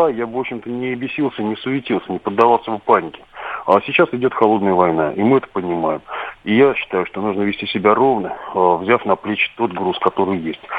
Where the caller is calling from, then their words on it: Saratov, Saratov Oblast, Russia; Я звоню из Саратова.